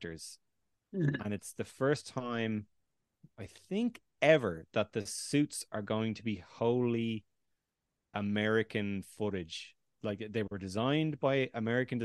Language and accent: English; Ireland; That was filmed in my hometown, Republic of Ireland